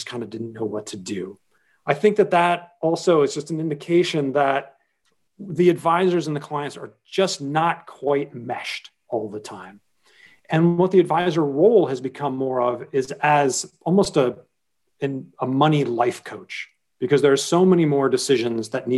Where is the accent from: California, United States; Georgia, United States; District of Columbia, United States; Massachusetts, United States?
District of Columbia, United States; Washington; moved away as an adult; now in New York, United States; my hometown is Washington, D.C., though I lived in New York for 25 years now